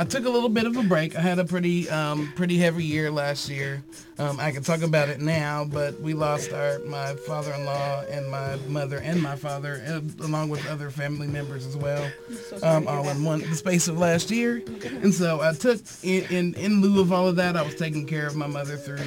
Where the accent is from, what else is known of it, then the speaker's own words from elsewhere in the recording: Harrodsburg, Kentucky, United States; now in Lexington, United States; I'm from Harrodsburg, Kentucky, but I've been in Lexington for 12 years now